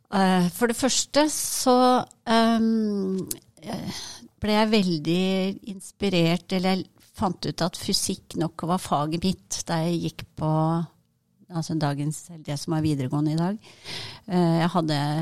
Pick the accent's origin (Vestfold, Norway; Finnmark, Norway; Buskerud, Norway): Buskerud, Norway; Hønefoss; moved away as an adult; now in Trondheim, Norway; jeg kommer opprinnelig fra Hønefoss